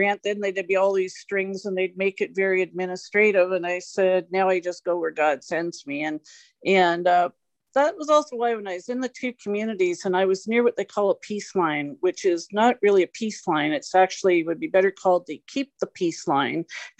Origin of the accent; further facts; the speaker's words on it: Canada; accent: Canadian; also born or lived in Victoria County; I'm a Canadian. As soon as I talk, they hear my accent.